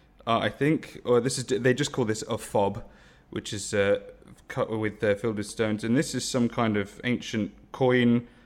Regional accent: Guildford, South East England, United Kingdom; I grew up in the home counties in Leafy Guildford.

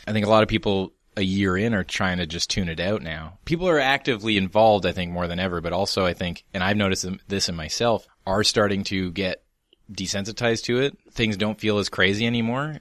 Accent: Canada; we're proudly Canadian

